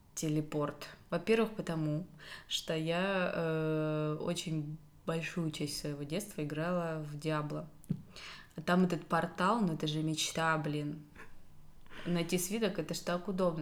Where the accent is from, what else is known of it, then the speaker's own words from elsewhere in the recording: Belaya Kalitva, Rostov Oblast, Russia; Я из э, Ростовской области. Городочек у нас маленький, Белая Калитва.